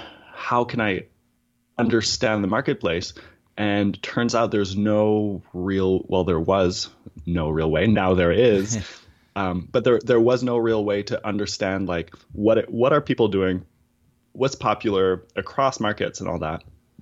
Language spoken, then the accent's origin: English; East Coast, United States; I'm from the East Coast, so we tell long stories that just start like several years in the past.